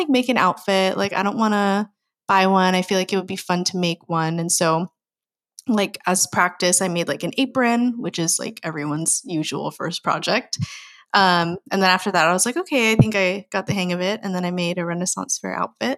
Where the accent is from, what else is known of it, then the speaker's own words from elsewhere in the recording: United States; I'm full Filipino, but you know, grew up in America